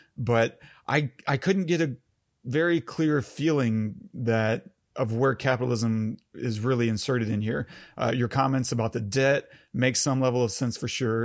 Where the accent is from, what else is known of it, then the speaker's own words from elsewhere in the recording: United States; as an American